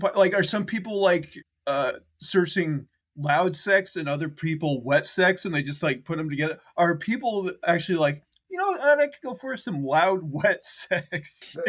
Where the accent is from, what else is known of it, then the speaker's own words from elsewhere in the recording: Montana, United States; Okay, AJ, my home state of Montana, rugged Montana.